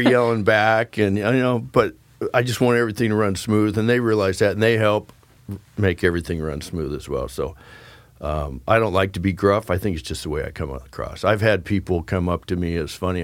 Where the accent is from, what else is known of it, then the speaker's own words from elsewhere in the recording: Keizer, Oregon, United States; also born or lived in Philippines / Nevada / California; My dad retired here when I was in the fourth grade